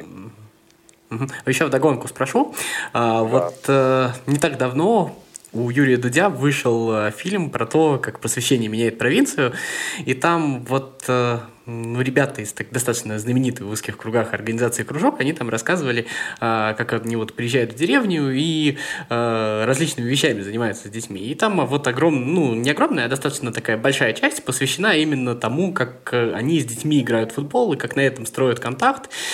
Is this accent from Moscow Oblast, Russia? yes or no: no; Samara, Samara Oblast, Russia; я из Самары